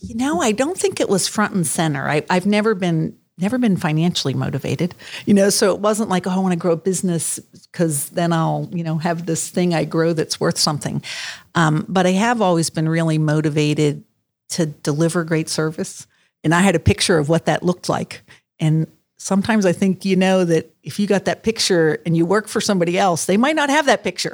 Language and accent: English; Maryland, United States; moved away as an adult; also born or lived in Virginia; now in Columbus, United States; I was from Maryland